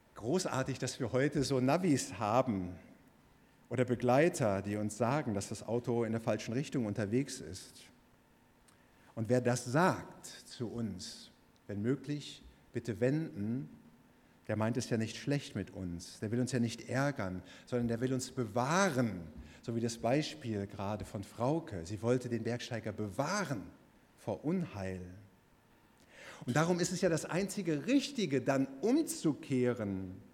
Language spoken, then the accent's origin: German; Bochum, North Rhine-Westphalia, Germany; Bochum, wo ich herkomme